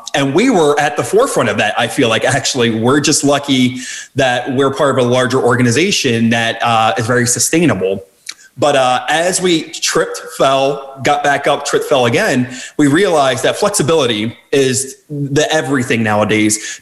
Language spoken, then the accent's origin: English; outside Philadelphia, New Jersey, United States; moved away as an adult; now in Washington, DC area, United States; I actually was born and raised in South Jersey, right outside, 20 minutes outside the Philadelphia area